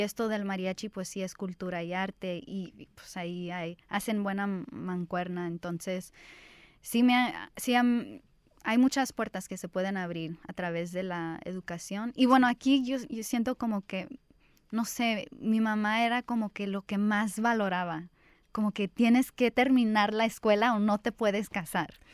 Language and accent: Spanish; Los Angeles, California, United States; yo crecí aquí en Los Ángeles